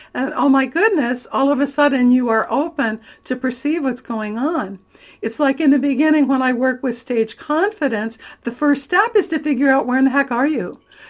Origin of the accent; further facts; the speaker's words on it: Florida, United States; born there; now in California, United States; Well, I've lived in a lot of places. I was born in Florida, my brother in Georgia, my sister in Ohio. We lived in Missouri and a long time in Michigan. But I've been in California since 1983, and I'm thrilled to call it my home